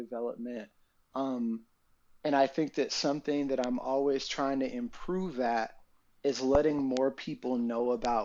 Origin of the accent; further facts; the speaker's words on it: Atlanta, Georgia, United States; moved away; I'm from Atlanta